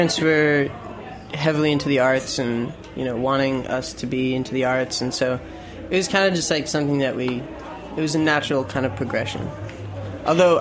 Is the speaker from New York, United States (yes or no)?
yes; Katonah, New York, United States; now in Brooklyn, United States; up in this town called Katona